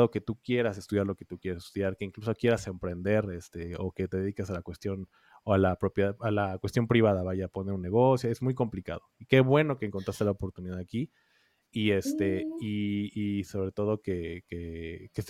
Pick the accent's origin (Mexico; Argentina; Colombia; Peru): Mexico; nosotros como mexicanos afortunadamente no conocemos y no vivimos